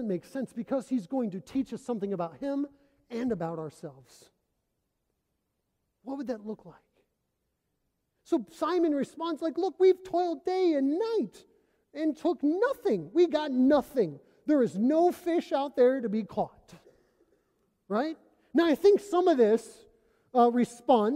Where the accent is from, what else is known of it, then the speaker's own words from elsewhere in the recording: Indiana, United States; moved away as an adult; also born or lived in Oregon / Arkansas; I'm from Indiana. I'm from Flatland.